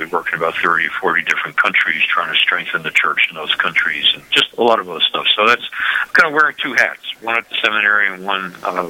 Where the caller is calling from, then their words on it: Ann Arbor, Michigan, United States; I am calling from Ann Arbor, Michigan